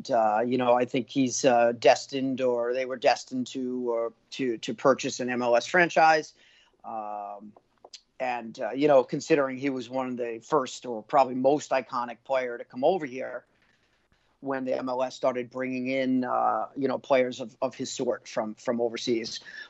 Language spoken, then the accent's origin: English; United States; being an American.